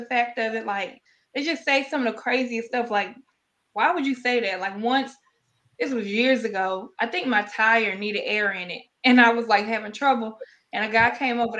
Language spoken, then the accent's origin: English; Gulfport, Mississippi, United States